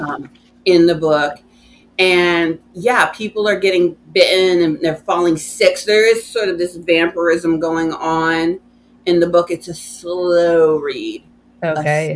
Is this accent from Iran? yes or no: no; United States; I, as an American